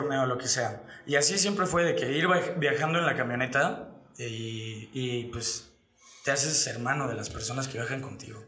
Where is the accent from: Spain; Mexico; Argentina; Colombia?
Mexico; aquí en México